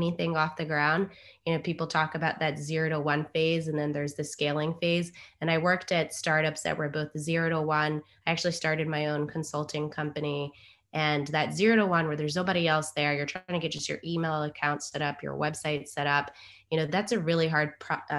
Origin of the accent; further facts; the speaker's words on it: Durham, North Carolina, United States; I was born in North Carolina in Durham and come from a family that is half from the South and half from the Caribbean